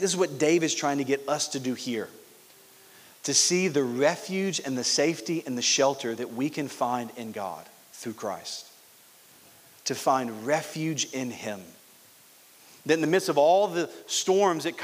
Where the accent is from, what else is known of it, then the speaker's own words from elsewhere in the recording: Louisiana, United States; now in Orlando, United States; I grew up in Louisiana, so I'm used to rain.